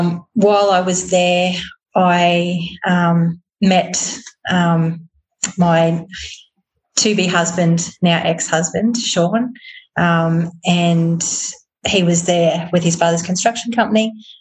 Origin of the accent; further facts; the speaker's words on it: Brisbane, Queensland, Australia; moved away as an adult; also born or lived in Doomadgee; now in Darwin, Australia; So I was born in Brisbane and grew up in Brisbane, went to school in Brisbane, went to university at Brisbane.